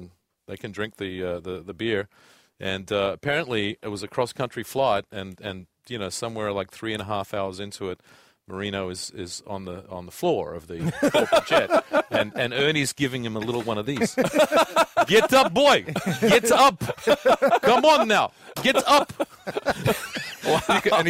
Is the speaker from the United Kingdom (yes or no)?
no; Australia; I'm like, "No, I'm Australian."